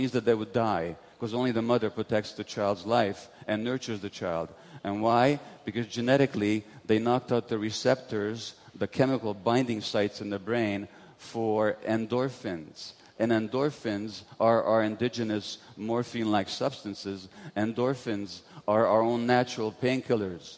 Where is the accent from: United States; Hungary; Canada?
Hungary; Budapest; I was born in Budapest, Hungary in 1944 to Jewish parents